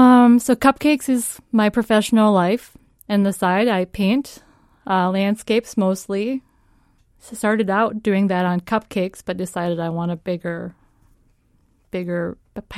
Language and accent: English; Virginia, Minnesota, United States; I'm from Virginia, Minnesota. It's a real place.